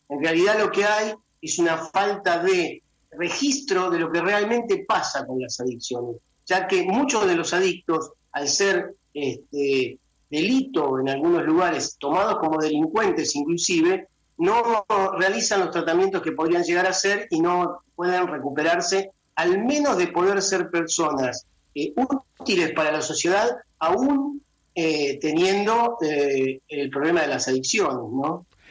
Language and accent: Spanish; Argentina; en mi país, en Argentina